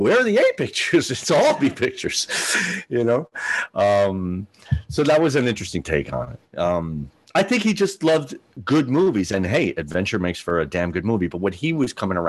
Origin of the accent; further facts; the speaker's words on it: Miami, Florida, United States; a 12, 13 year old Cuban American kid in Miami